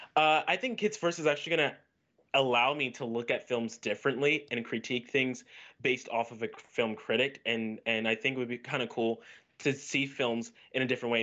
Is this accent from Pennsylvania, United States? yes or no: no; Orlando, Florida, United States; I'm from Orlando, Florida